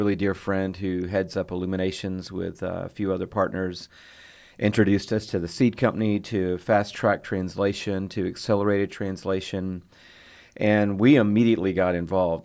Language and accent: English; Atlanta, Georgia, United States; moved away as an adult; also born or lived in Fort Worth, Texas; I grew up in Atlanta, Georgia, which is actually a place with hills and trees and four seasons